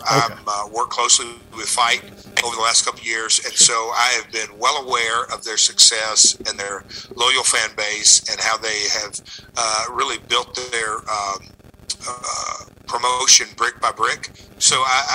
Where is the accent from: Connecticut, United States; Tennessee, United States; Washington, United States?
Tennessee, United States; Nashville; I'm from Nashville